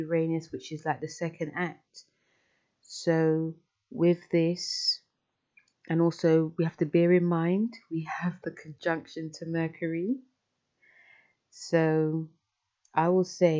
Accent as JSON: {"language": "English", "region": "London", "country": "United Kingdom", "said": "I'm from London"}